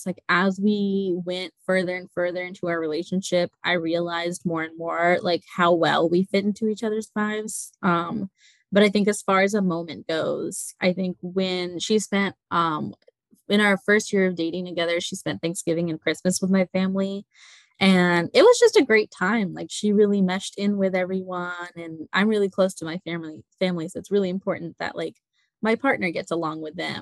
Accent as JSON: {"language": "English", "country": "United States", "said": "I grew up as like a Pakistani American. So I grew up in a very conservative household"}